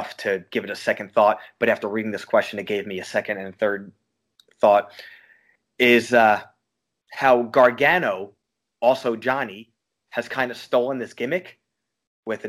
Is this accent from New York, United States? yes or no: yes; Long Island, New York, United States; I'm from Long Island